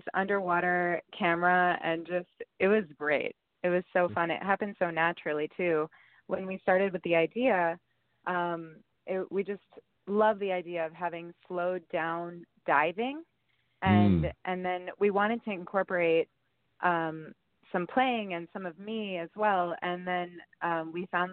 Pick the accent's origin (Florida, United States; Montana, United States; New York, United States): New York, United States; moved away as an adult; also born or lived in Spain; now in Los Angeles, United States; I grew up and lived in New York basically my whole life and in Spain